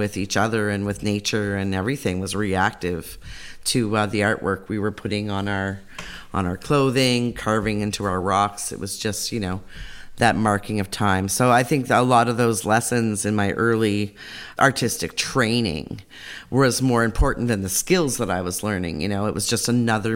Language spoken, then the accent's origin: English; Elsipogtog First Nation, New Brunswick, Canada; I'm from Elsipuktuk First Nation. I'm a Mi'kmaq as well